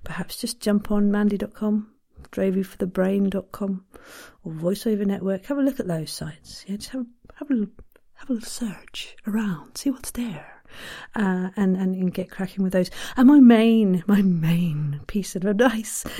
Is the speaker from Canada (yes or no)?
no; Ireland; I'm too Irish